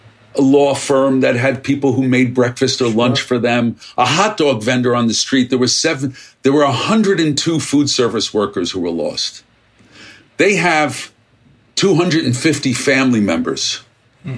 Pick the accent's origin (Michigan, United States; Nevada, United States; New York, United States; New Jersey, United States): New York, United States; New York City; I grew up in Brooklyn